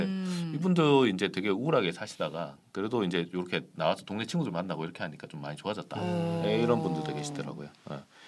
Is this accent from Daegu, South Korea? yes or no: yes; Daegu, South Korea; moved away as an adult; now in Seoul, South Korea; 고향은 대구지만 사실 네. 뭐 고등학교 졸업하고 나서는 대학도 서울에서 다니고 뭐 직장도 서울에 있다 보니까